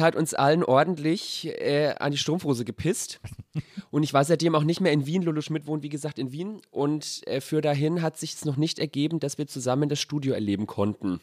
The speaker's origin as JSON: {"language": "German", "town": "Sonnefeld", "region": "Bavaria", "country": "Germany"}